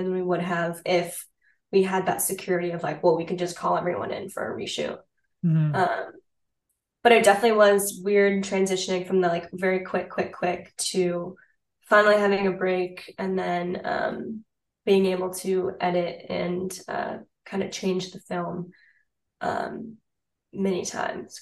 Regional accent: United States; being an American person in Paris

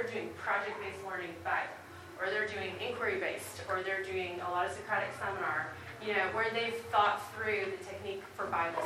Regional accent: Midwest, United States; moved away as an adult; also born or lived in North Carolina; now in Asheville, United States; I am from the Midwest originally, but we live in Asheville right now

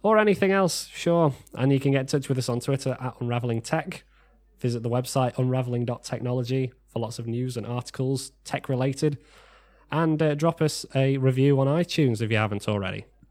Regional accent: United Kingdom; We are British

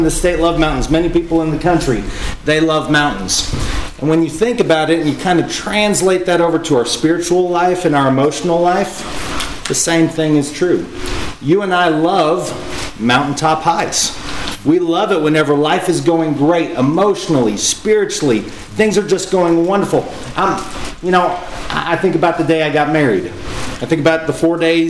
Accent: Eastern Colorado, United States; now in Corsicana, United States; I grew up in Eastern Colorado for a time as well

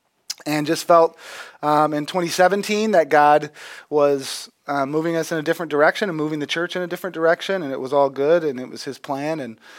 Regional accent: Texas, United States; also born or lived in Green Bay; now in Peoria, United States; I'm originally from Texas.

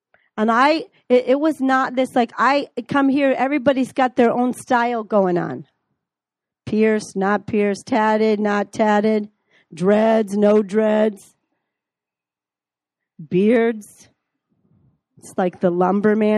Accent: Chicago, Illinois, United States; moved away as an adult; also born or lived in Minneapolis, Minnesota; from Chicago

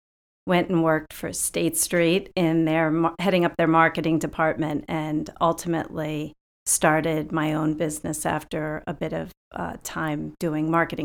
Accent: New York City, New York, United States; moved away; I grew up in the New York City area and went to college just north of New York.

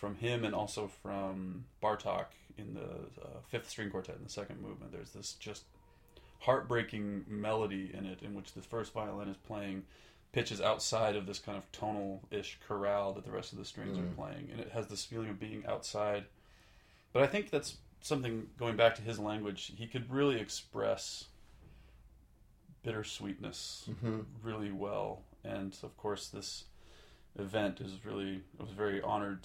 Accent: Polson, Montana, United States; I grew up in western Montana. Some people might know where Missoula, Montana is, but I grew up about an hour north of Missoula, Montana, in a town called Polson, Montana.

